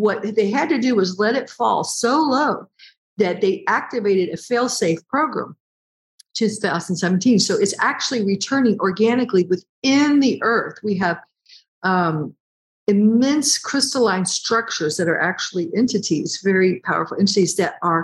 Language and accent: English; United States; I'm American